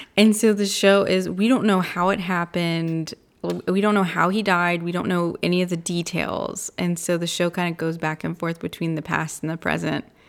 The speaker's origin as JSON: {"language": "English", "country": "United States", "said": "as an American."}